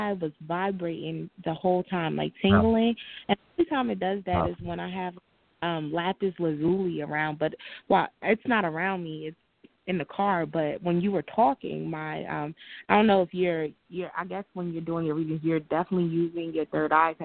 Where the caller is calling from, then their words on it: New Jersey, United States; I'm calling from Jersey